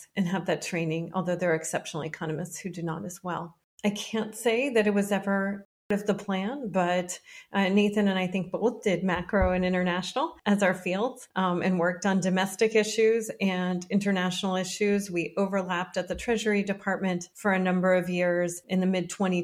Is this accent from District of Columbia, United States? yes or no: yes; Washington, District of Columbia, United States; I grew up in Washington, D.C.